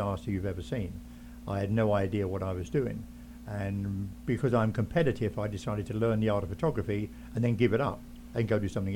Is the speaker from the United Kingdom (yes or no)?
yes; England, United Kingdom; moved away; I came from England originally